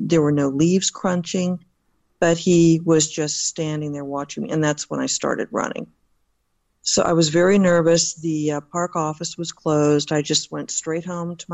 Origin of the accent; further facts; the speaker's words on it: Southern California, United States; moved away as an adult; also born or lived in Jacksonville, Florida / Sanford, Florida / Alexandria, Virginia; now in Northern Virginia, United States; I was raised in Southern California